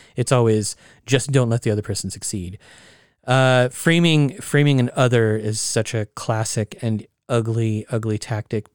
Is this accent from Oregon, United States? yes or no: yes; Oregon, United States; my home state of Oregon